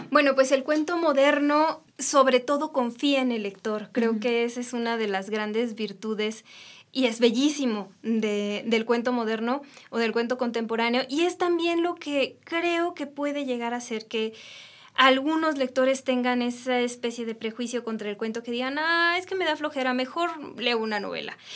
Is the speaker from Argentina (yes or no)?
no; Jalisco, Mexico; soy de Jalisco.